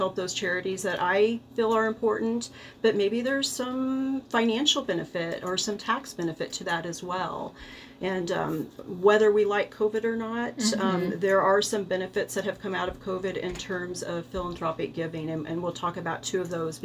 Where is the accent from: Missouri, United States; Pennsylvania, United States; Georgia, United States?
Missouri, United States; Rolla; moved away as an adult; also born or lived in Colorado Springs, Colorado; when this opportunity to come back to my hometown